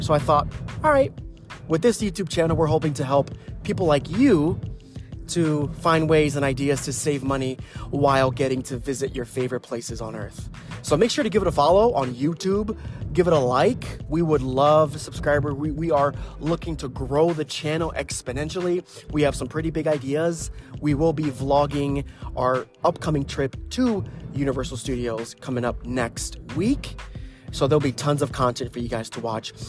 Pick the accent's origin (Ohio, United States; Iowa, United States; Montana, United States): Ohio, United States; I'm from Ohio